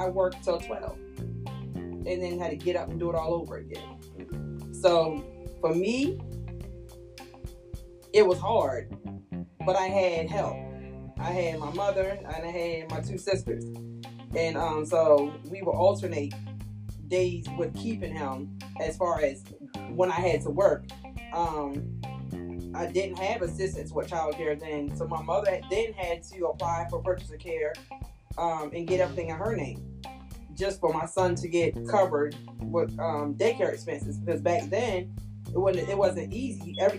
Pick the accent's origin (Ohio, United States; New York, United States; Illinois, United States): New York, United States; Long Island; now in Salisbury, United States; I'm from Salisbury, originally from Long Island, New York. My accent is gone